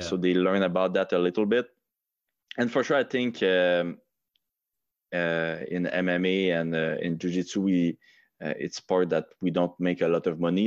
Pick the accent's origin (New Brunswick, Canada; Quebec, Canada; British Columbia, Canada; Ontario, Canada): Quebec, Canada; English is a second language; I'm, I'm really not proud, uh, to be, uh, uh, a Quebecer